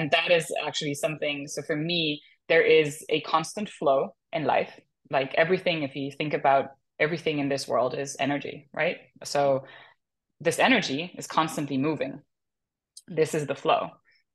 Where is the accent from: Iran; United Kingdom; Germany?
Germany; now in Los Angeles, United States; I'm from Germany originally. I live in LA now